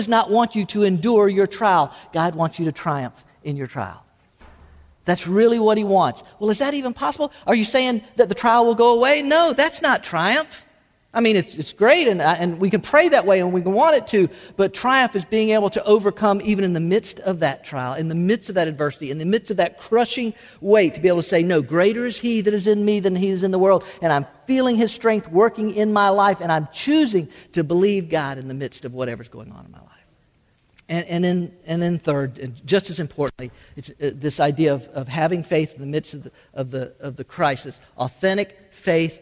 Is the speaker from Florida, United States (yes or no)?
yes; South Florida, United States; moved away as an adult; also born or lived in Tennessee; born and raised in Florida, I was